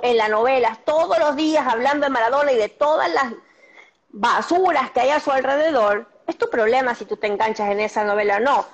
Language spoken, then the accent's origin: Spanish; Argentina; yo soy argentina